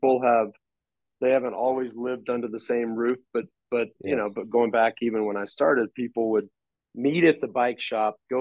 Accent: Dallas, Texas, United States; now in Austin, United States; we grew up in Dallas

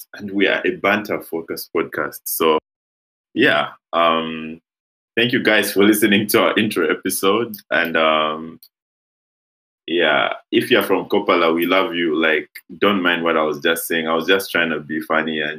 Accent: Lusaka, Lusaka Province, Zambia; we are from Lusaka

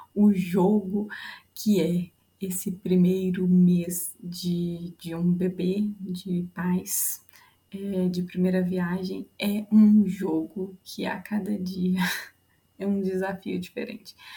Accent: Curvelo, Minas Gerais, Brazil; eu sou de Curvelo

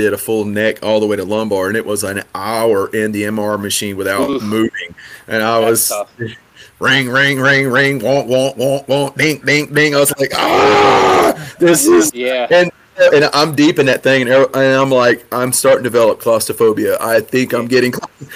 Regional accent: Rocky Branch, Louisiana, United States; moved away as an adult; also born or lived in Hawaii; country boys growing up in Rocky Branch, Louisiana

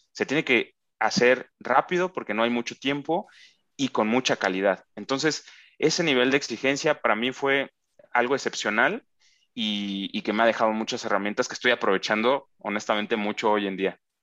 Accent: Tabasco, Mexico; moved away; Yo tuve la oportunidad en, en mi infancia de vivir en Tabasco

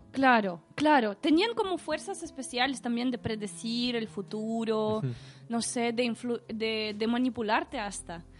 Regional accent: Saint Petersburg, Russia; Spanish is a second language; now in Chile; yo soy de San Petersburgo

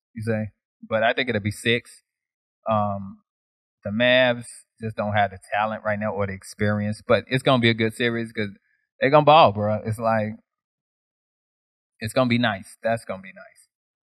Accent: Chicago, Illinois, United States; because I'm from Chicago

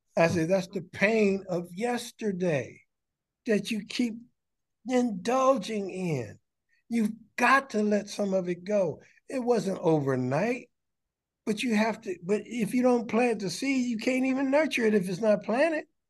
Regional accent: Detroit, Michigan, United States; I'm from Detroit and proud of it.

